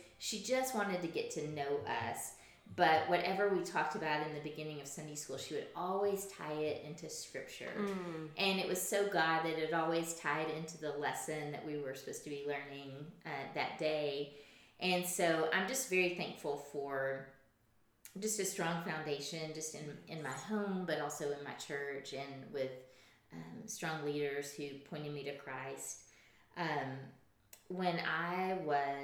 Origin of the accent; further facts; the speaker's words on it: Camden, Arkansas, United States; also born or lived in Fayetteville, Arkansas; I was born and raised in Camden